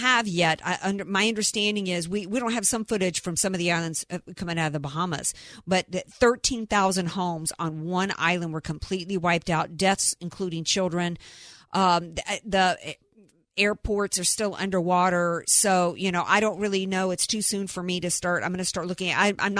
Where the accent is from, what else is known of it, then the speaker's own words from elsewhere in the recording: the South, United States; as somebody who spent most of my life growing up in the South around hurricanes